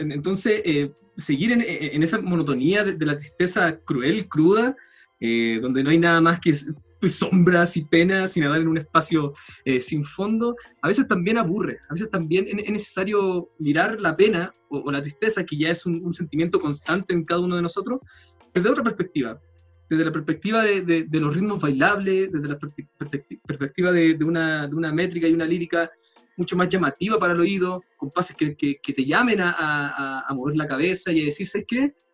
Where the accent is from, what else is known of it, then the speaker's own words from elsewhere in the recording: El Salvador, Atacama, Chile; moved away; also born or lived in Valparaíso, Chile; ahora me vine a mi, a mi, pueblo de infancia, en el norte del país, la tercera región, El Salvador, que es un pueblo minero muy chico